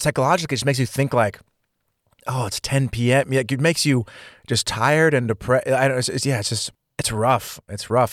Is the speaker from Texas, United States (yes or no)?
no; California, United States; moved away as an adult; being from California